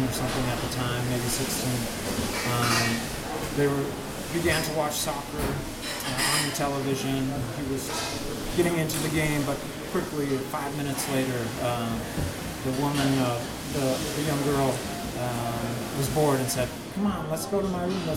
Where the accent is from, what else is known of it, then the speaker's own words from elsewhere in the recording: United States; moved away as an adult; now in Amsterdam, Netherlands; growing up in the United States